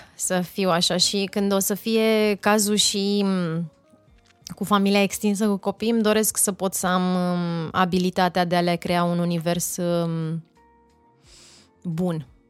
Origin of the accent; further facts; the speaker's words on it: Oltenia, Romania; asta nu înseamnă că nu sunt și olteancă